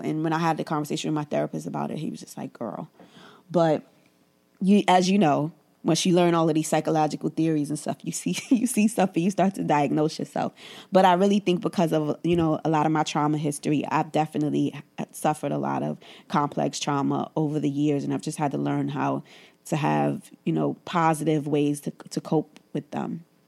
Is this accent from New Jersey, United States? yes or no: no; New York City, New York, United States; I grew up in Bed-Stuy in the 80s and 90s.